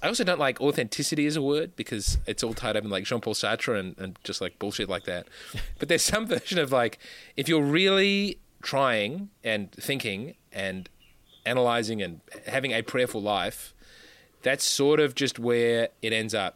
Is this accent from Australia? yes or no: yes; Australia; also born or lived in Adelaide / Sydney; I'm from Australia.